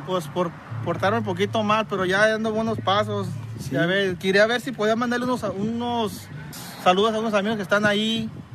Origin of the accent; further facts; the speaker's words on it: Cihuatlán, Jalisco, Mexico; soy de, soy de, de Jalisco